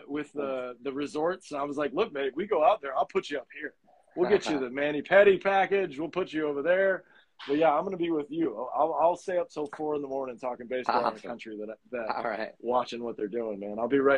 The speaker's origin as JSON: {"language": "English", "town": "Fort Walton Beach", "region": "Florida", "country": "United States", "said": "I'm from Fort Walton Beach, Florida."}